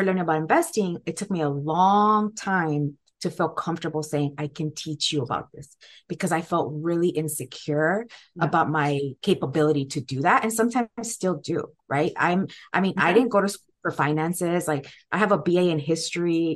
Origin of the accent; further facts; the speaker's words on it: Guatemala; now in United States; I also wasn't born here, right? I came here from Guatemala